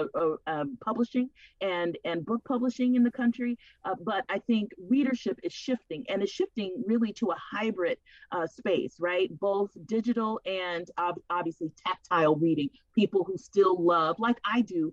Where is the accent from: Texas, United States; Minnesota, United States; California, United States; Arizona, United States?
California, United States; Los Angeles; moved away; also born or lived in Seattle; I was born and raised in the Watts area of Los Angeles, of the city of Los Angeles.